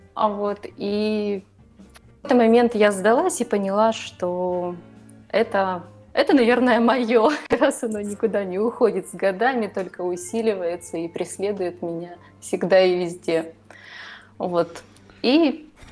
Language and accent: Russian; Ukraine; moved away as an adult; now in Budapest, Hungary; Я родилась и выросла в Украине. Последние 8 лет проживаю в Будапеште.